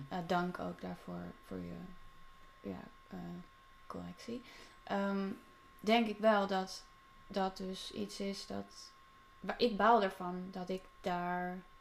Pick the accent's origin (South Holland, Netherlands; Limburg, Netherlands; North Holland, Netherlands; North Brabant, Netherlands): South Holland, Netherlands; The Hague; now in Amsterdam, Netherlands; in Den Haag, waar ik vandaan kom.